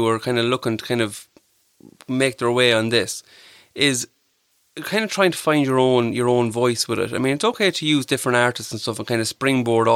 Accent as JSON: {"language": "English", "town": "Clara", "region": "County Offaly", "country": "Ireland", "tie": "born or raised there", "lives_now": "Tullamore, Ireland", "said": "I'll always say I'm from Clara. I grew up in Clara, from Clara."}